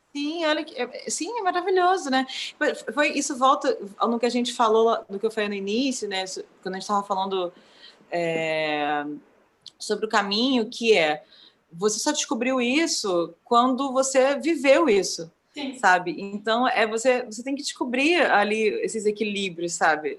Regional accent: Brazil; enquanto brasileiros

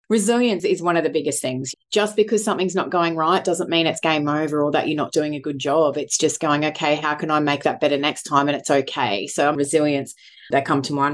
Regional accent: Sunshine Coast, Queensland, Australia; moved away as an adult; also born or lived in Brisbane / Mackay; Born and bred Sunshine Coast, although moved away to Brisbane and Mackay

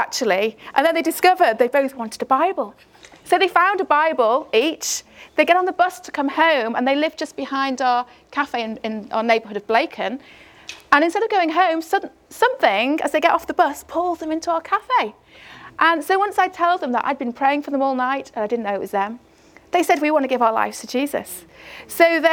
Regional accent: Chester, North West England, United Kingdom; I'm from Chester in the northwest of England

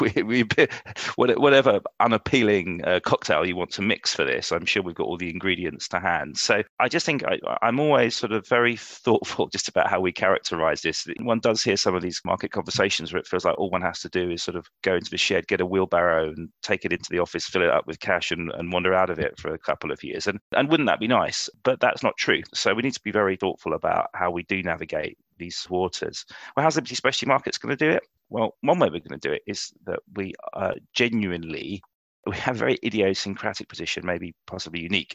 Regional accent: London, United Kingdom

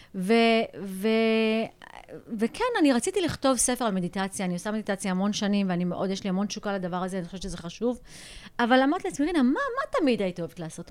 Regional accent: United States; also born or lived in India; now in Jerusalem, Israel; אני נולדתי לא בארץ, גלתי בארצות הברית

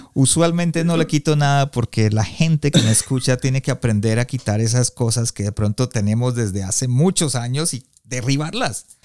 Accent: Colombia; now in Canada; yo soy colombiano, pero vivo en Canadá

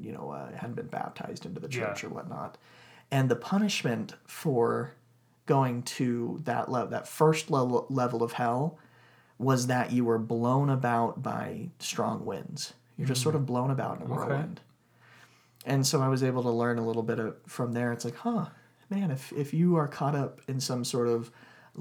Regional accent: Texas, United States; I grew up in Texas

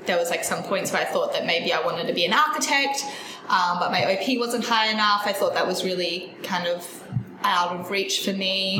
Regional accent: Mackay, Queensland, Australia; moved away as an adult; now in Brisbane, Australia; I grew up in Mackay, Queensland.

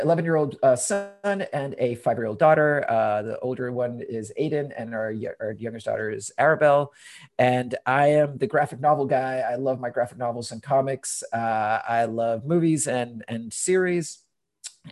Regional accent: Honduras; moved away as an adult; also born or lived in London, United Kingdom; now in Portland, United States; I was born originally in Honduras. I moved to the US when I was 18

